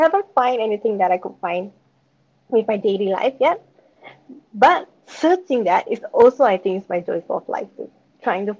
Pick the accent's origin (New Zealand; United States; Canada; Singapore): Singapore; I'm from Singapore